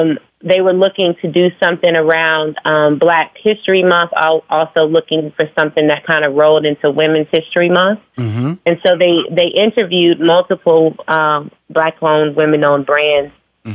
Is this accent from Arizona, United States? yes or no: yes; Phoenix, Arizona, United States; also born or lived in Virginia; now in Atlanta, United States; No, I was born in Virginia. I was raised in Phoenix. I moved to Atlanta like 16 years ago, and now I live between Atlanta and New York.